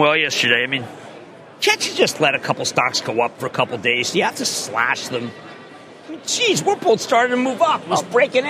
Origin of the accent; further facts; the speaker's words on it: Philadelphia, Pennsylvania, United States; I used to call it Popeyes because I'm from Philadelphia